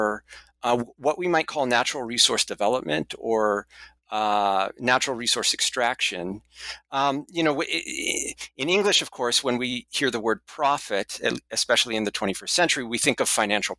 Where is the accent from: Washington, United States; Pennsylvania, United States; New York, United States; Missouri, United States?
Washington, United States; Seattle; my hometown at the University of Washington